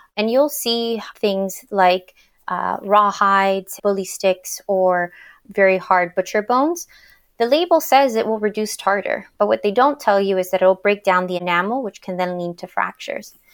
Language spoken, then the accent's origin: English; Miami, Florida, United States; moved away as an adult; now in Washington, D.C., United States; I'm originally from Miami, Florida